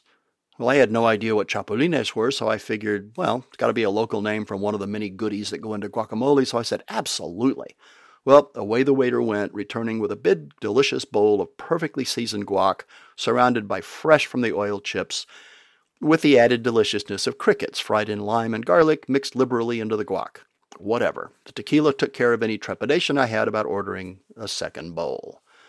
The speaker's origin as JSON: {"language": "English", "region": "Texas", "country": "United States", "moved": "yes", "said": "When we moved overseas from West Texas, we had to get accustomed to a few foods that just weren't on the menu back home."}